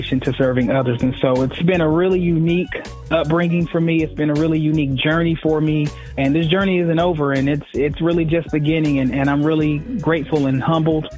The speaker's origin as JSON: {"language": "English", "town": "Fayetteville", "region": "North Carolina", "country": "United States", "tie": "born or raised there", "said": "I'm just a kid from Fayetteville, North Carolina. I grew up in Fayetteville's poorest community"}